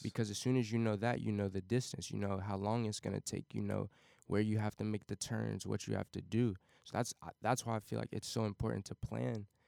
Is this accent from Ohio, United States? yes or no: yes; Cincinnati, Ohio, United States; born or raised there; also born or lived in Wyoming, Ohio